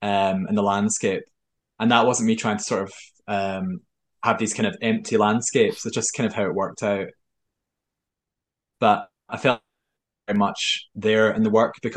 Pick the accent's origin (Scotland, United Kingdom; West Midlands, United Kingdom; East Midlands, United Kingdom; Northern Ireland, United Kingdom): Scotland, United Kingdom; Irvine; also born or lived in Germany; The town I grew up in Irvine, is well known for Edgar Allan Poe lived there as a child